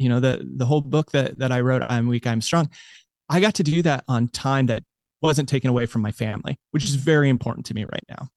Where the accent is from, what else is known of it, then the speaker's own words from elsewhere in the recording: United States; I grew up in America